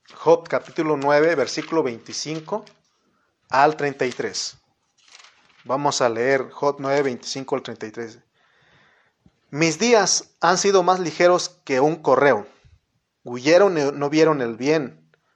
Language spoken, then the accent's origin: Spanish; Mexico; como buenos mexicanos